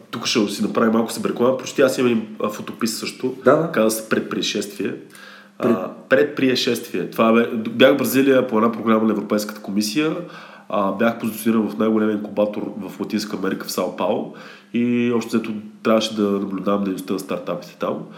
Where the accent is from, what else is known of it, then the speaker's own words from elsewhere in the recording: Plovdiv, Plovdiv Province, Bulgaria; имах няколко изложби в София и в Пловдив, също съм и от Пловдив, не в Пловдив